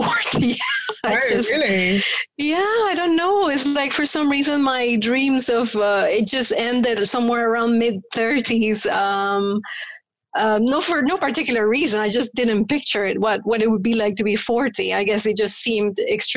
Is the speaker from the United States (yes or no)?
no; Paraguay; first language Spanish; English is a second language; moved away as an adult; So I grew up in Paraguay. I was born in Paraguay and I lived there until I was 20. I speak Spanish. That's my mother tongue.